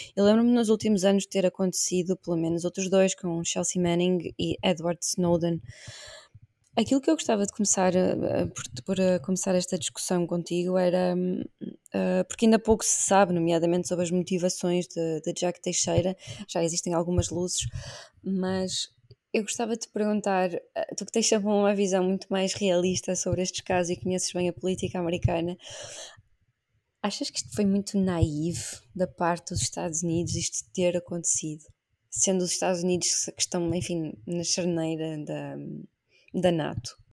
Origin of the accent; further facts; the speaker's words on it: Portugal; como portuguesa